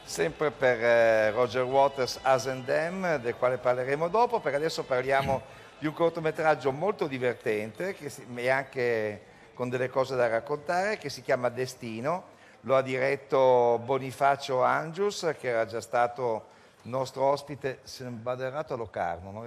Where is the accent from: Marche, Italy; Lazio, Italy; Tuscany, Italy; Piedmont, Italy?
Piedmont, Italy; Turin; da torinese